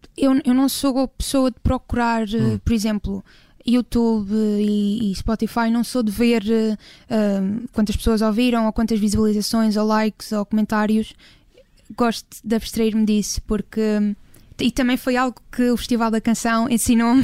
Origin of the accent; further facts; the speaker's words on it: Ponta do Sol, Madeira, Portugal; moved away; lá na minha terra natal, que é a Ponta de Sol